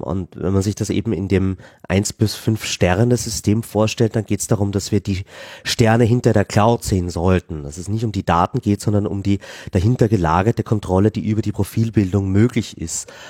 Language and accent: German; Vienna, Austria; als Wiener